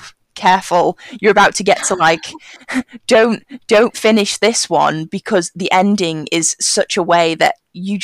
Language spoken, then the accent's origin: English; United Kingdom; me as a British person